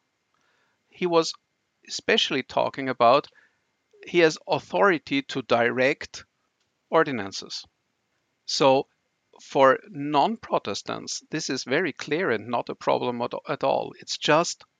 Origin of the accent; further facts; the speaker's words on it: Vienna, Austria; I'm from Austria, from Vienna, so this is the old continent with old traditions